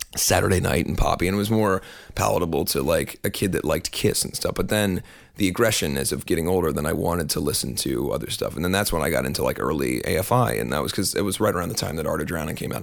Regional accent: Cincinnati, Ohio, United States; moved away; also born or lived in Kentucky; I was born in Cincinnati. I spent most of my adolescence in Cincinnati

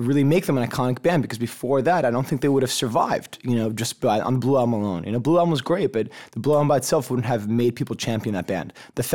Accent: United States; also born or lived in South America; I was born in South America, but I'm Jewish too. So like I grew up, I came, as soon as I came to America, I went to like a Jewish school because it let me go there for free because I was like a poor immigrant kid.

